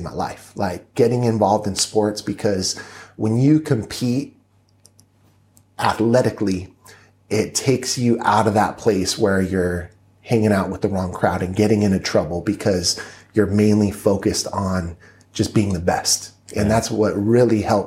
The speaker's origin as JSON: {"language": "English", "town": "Lake Los Angeles", "region": "California", "country": "United States", "tie": "born or raised there", "also_born_or_lived": "Inglewood, California"}